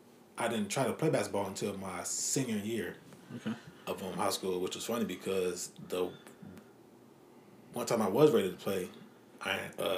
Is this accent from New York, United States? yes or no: no; Durham, North Carolina, United States; So I'm from Durham, North Carolina. Grew up in a Christian household. My dad was a pastor. Mom is a social worker